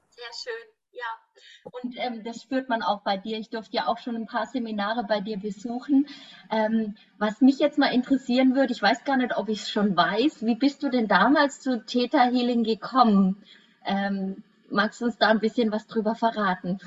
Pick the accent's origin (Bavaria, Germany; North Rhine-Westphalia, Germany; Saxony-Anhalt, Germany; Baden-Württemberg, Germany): Bavaria, Germany; Würzburg; ich komme ja aus Würzburg